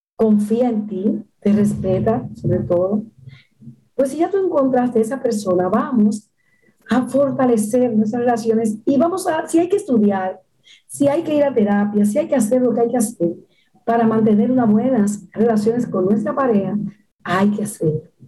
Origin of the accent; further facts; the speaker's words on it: Dominican Republic; en mi país, República Dominicana